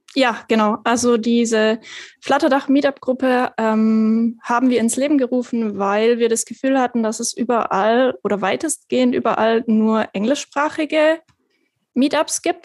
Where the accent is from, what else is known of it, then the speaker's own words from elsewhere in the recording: Stuttgart, Baden-Württemberg, Germany; ich bin aus Stuttgart